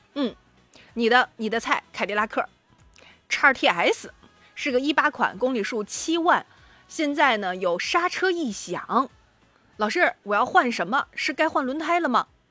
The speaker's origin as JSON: {"language": "Chinese", "region": "Shandong", "country": "China", "said": "作为山东人好骄傲"}